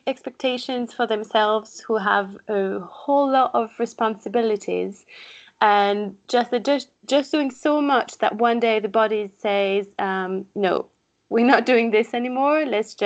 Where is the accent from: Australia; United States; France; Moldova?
France; accent: French; English is a second language; moved away as an adult; also born or lived in Paris, France; now in Leeds, United Kingdom; French, I think my accent is already showing this.